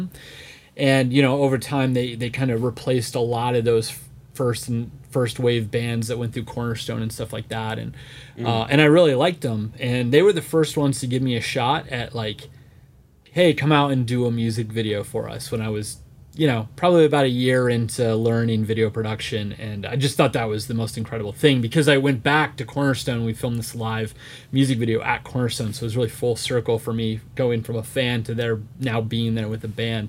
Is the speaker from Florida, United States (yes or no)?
yes; Florida, United States; I grew up in Florida, so we were always at Disney.